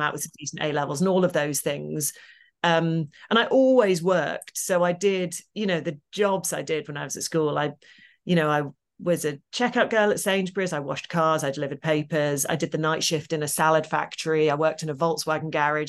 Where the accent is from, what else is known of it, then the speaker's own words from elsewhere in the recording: Midlands, United Kingdom; I grew up in the Midlands in a single parent family.